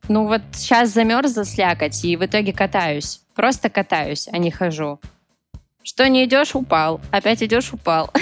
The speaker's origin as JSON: {"language": "Russian", "town": "Petrozavodsk", "region": "Republic of Karelia", "country": "Russia", "said": "я, кстати, из Республики Карелия, город Петрозаводск"}